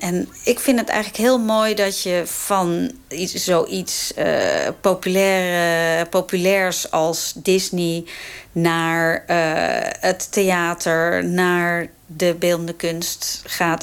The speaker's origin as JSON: {"language": "Dutch", "town": "Amsterdam", "region": "North Holland", "country": "Netherlands", "tie": "born or raised there", "said": "Ik groeide op in Amsterdam, jaren zeventig."}